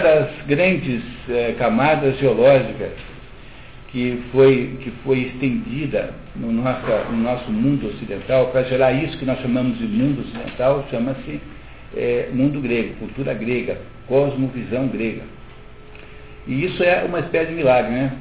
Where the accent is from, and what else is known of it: Brazil